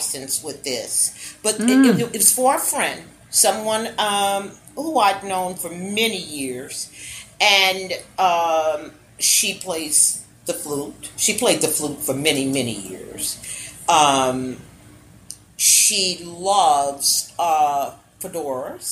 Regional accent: New Orleans, Louisiana, United States; now in Texas, United States; I'm from New Orleans

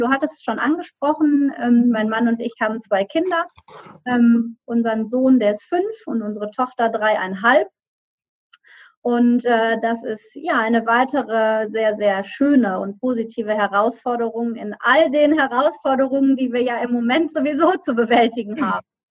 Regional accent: Düsseldorf, North Rhine-Westphalia, Germany; now in Solingen, Germany; gebürtige Rheinländerin, also komme aus Düsseldorf und ähm, bin in der Nähe dort aufgewachsen

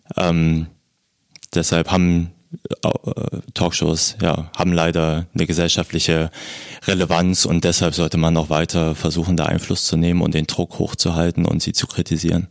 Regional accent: Thuringia, Germany; now in Berlin, Germany; ich bin in Thüringen aufgewachsen

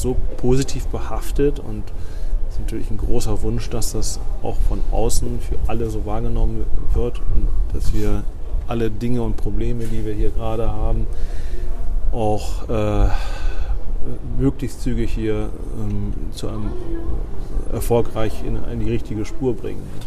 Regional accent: Bremen, Germany; als Bremer, der hier auch wirklich ähm, gerne lebt

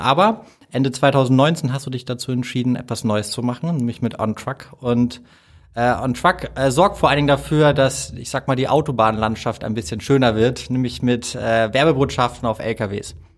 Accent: Hamburg, Germany; ich bin ein Hamburger Jung

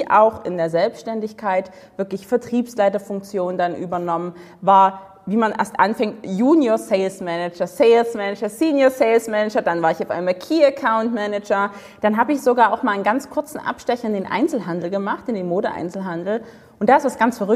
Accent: Dresden, Saxony, Germany; Also ich komme aus Dresden, im schönen Osten von Deutschland.

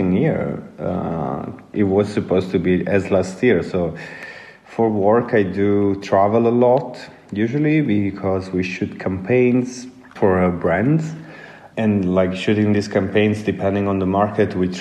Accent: Apulia, Italy; moved away as an adult; now in Milan, Italy; I'm originally from Puglia, so in the south of Italy

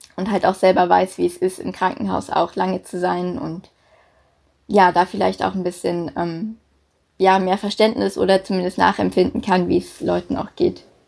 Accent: Berlin, Germany; moved away as an adult; also born or lived in Denmark; now in Hamburg, Germany; ich komme ursprünglich aus Berlin, und bin zum Studium dann nach Hamburg gegangen

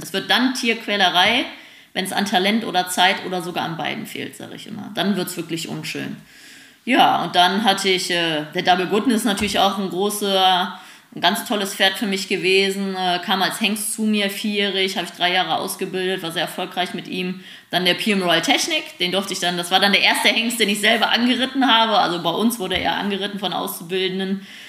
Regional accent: Germany; wir Deutschen

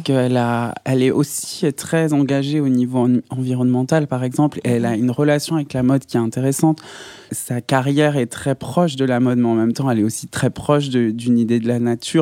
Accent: Saint-Étienne, Auvergne-Rhône-Alpes, France; moved away; je viens de Saint-Etienne

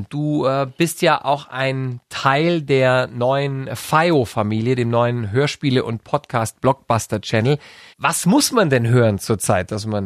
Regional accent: Swabia, Germany; ich bin aus Schwaben

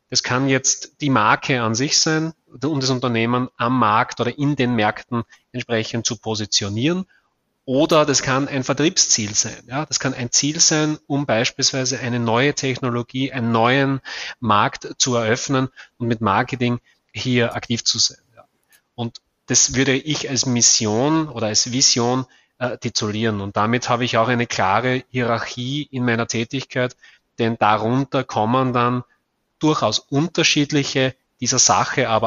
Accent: Austria; bin Österreicher, bin hier in Graz tätig

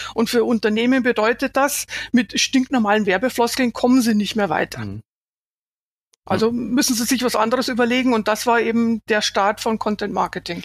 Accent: Bavaria, Germany; ich habe meine Klangfarbe, solange die Leute mich verstehen, ist es gut, kann jeder wissen, dass ich aus ja. Bayern komme

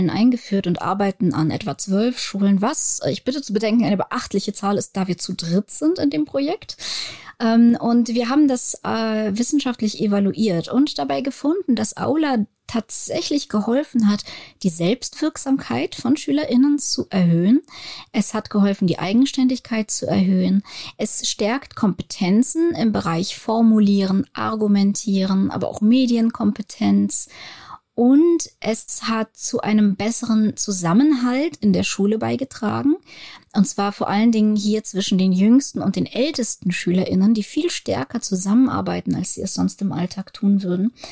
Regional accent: Germany; Ich bin, ich, ich wohne in Deutschland, ich bin Deutsche.

